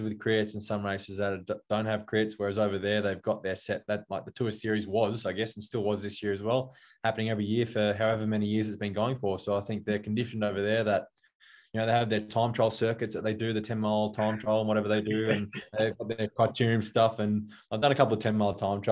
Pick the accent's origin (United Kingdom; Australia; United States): Australia; as an Aussie sprinter